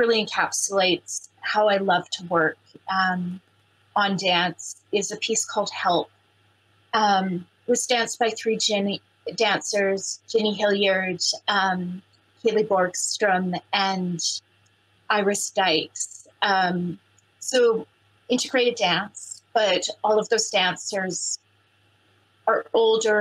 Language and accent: English; Canada; moved away as an adult; now in London, United Kingdom; I'm originally from Treaty 6 territory in Canada, hence the accent, but I live and work in London.